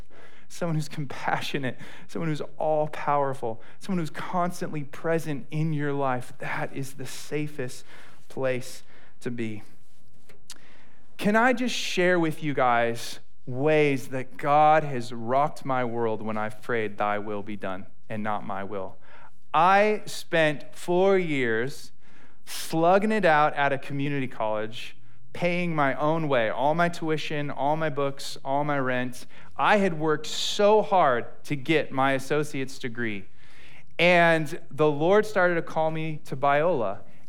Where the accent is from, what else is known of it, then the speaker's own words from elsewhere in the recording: United Kingdom; accent: British; I hope my British accent is not offensive to anyone.